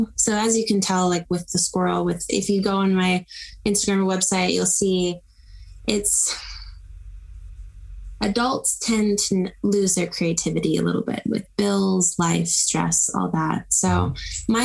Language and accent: English; Texas, United States; I'm from Texas.